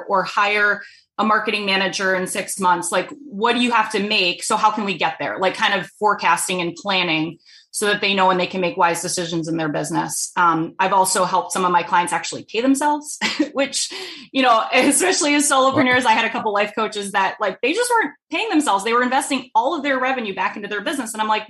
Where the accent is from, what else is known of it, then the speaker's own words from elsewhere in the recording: East Coast, United States; I'm from the East Coast originally, so I'm a top fast talker.